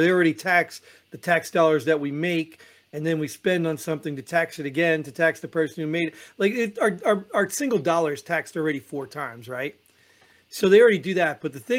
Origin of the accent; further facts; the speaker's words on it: New Jersey, United States; I grew up in Jersey, man.